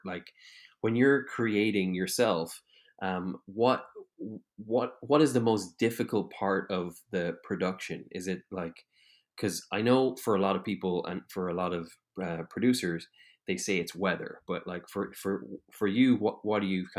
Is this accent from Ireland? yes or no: yes; Ireland; because I'm Irish